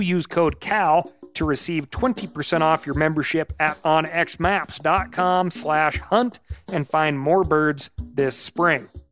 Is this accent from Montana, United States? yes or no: yes; Montana, United States; here in my home state of Montana